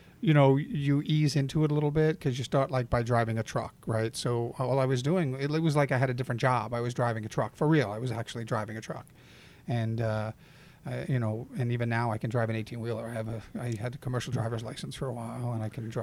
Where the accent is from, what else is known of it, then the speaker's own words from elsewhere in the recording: New York, United States; I was from New York